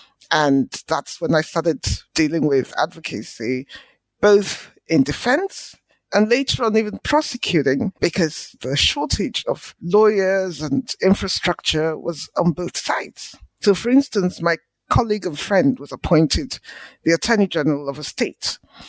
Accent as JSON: {"language": "English", "town": "Port Harcourt", "region": "Rivers State", "country": "Nigeria", "tie": "born or raised there", "said": "I was born in Nigeria in the 60s, went to school in Nigeria. All of my early education was in Port Harcourt, which is in the southern part of the country."}